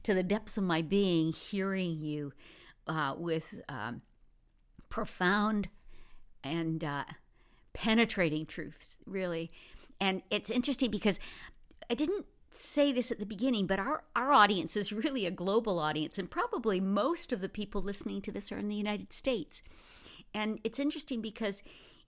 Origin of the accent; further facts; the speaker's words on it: Canada; as a Canadian of Canadians